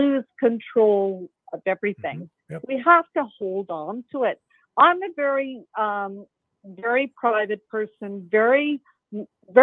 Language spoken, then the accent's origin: English; Belfast, Northern Ireland, United Kingdom; now in Canada; I come from Belfast, Northern Ireland. I grew up with bombs